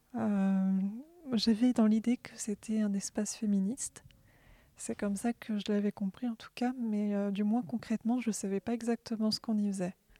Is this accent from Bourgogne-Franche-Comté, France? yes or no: no; Orléans, Centre-Val de Loire, France; Je suis d'Orléans.